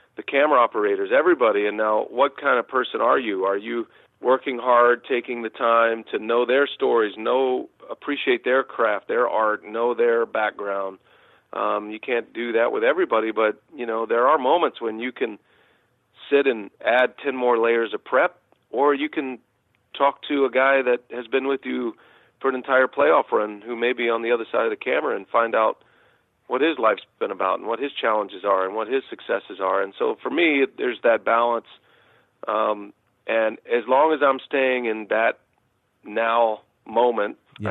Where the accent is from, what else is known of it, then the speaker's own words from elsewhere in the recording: Austin, Texas, United States; I was a big Texas Longhorns fan growing up in Austin, Texas